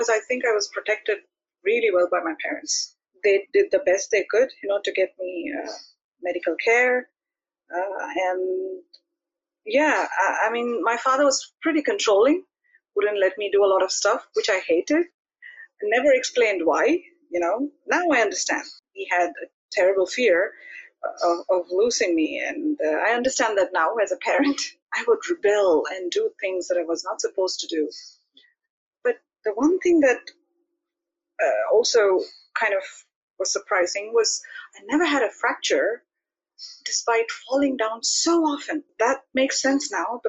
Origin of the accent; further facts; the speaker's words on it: India; now in Netherlands; I'm from India. I live in the Netherlands